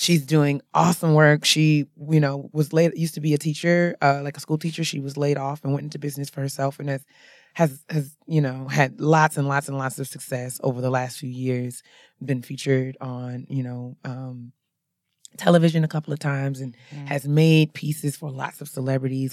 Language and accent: English; New York, United States; I'm from New York